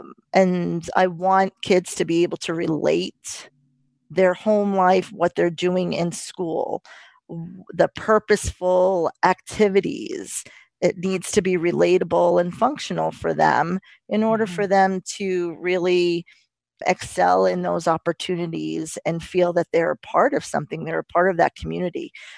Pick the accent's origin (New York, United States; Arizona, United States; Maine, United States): New York, United States; As with Debbie, I grew up in New York, and around a lot of diversity.